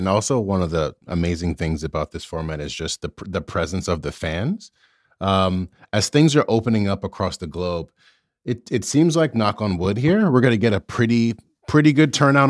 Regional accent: United States; I am born American

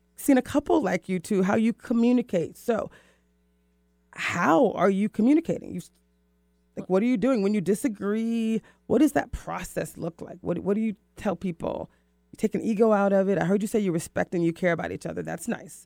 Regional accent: the South, United States; I'm from the South, so that's how we speak

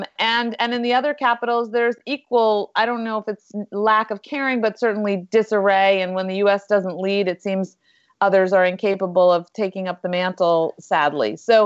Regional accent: Westchester, New York, United States; I was from Westchester too, but I'll just leave it at that.

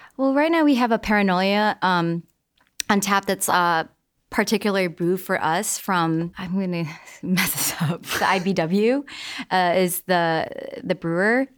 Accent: Midwest, United States; I grew up in the Midwest

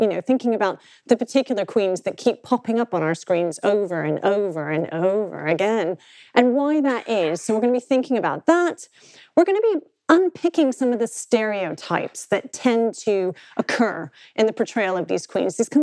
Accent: United States; accent: American; moved away; also born or lived in United Kingdom; I am both a British and an American passport holder

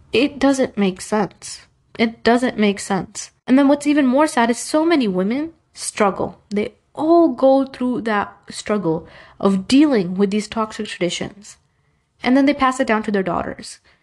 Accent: New York, United States; I was born in the US. I was born in New York

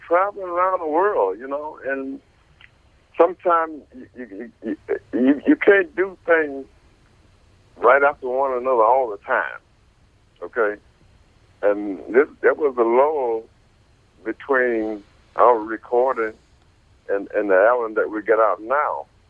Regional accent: Ferndale, Michigan, United States; I grew up. I grew up in Ferndale, Michigan

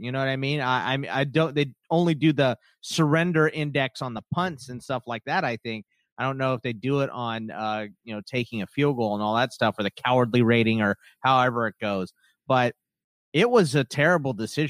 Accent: Houston, Texas, United States; I grew up in Houston

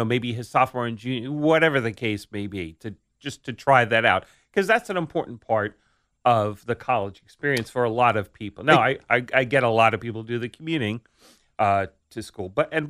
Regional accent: Staten Island, New York, United States; I grew up in New York City, but it was Staten Island.

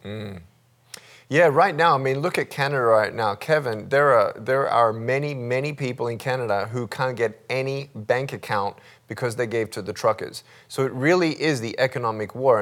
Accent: Melbourne, Victoria, Australia; I was born in Melbourne, Australia, uh, limbless

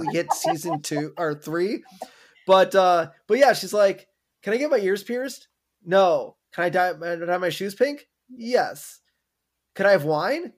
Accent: Wisconsin, United States; growing up in Wisconsin

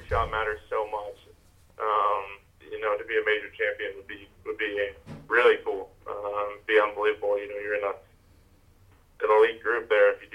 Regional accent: Honda Classic hometown event, Florida, United States; my hometown event in Honda, the Honda Classic

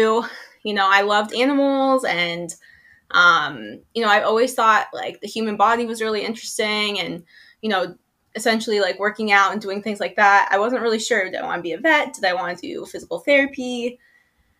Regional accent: Los Angeles, California, United States; I am from Los Angeles, California

